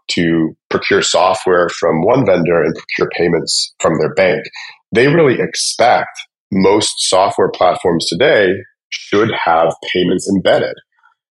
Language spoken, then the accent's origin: English; just outside of Atlanta, Georgia, United States; I grew up just outside of Atlanta, Georgia, and went to school at Georgia Tech, and have basically lived in the Atlanta area since then